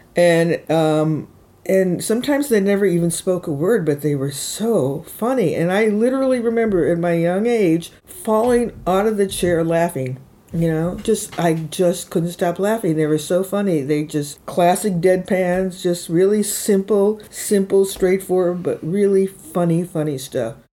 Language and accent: English; Chicago, Illinois, United States; also born or lived in Woodstock, New York / New York City / Mendocino; now in San Francisco, United States; I lived where I was born and raised in Chicago, Illinois.